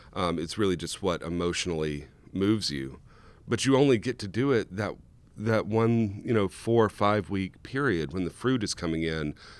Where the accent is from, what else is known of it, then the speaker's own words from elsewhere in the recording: South Louisiana, United States; now in Oregon, United States; I grew up in South Louisiana.